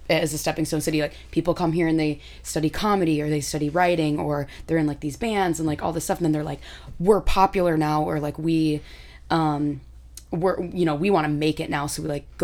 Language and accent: English; Michigan, United States; now in Chicago, United States; I'm from Michigan